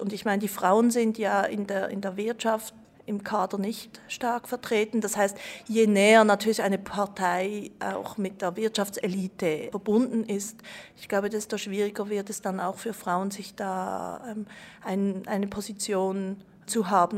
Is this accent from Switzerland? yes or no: yes; Switzerland; ich bin in der Schweiz geboren